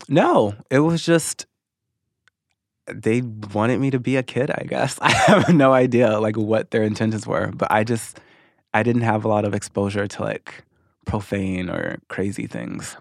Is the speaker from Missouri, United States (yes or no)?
yes; Missouri, United States; moved away as an adult; also born or lived in Arkansas; now in Los Angeles, United States; I moved to Missouri when I was six. And then I was there ever since until about two and a half years ago when I moved to L